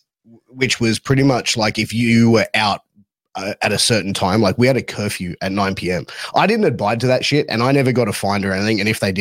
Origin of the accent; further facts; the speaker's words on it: Australia; I'm Australian. That's what I take it as. Born and bred.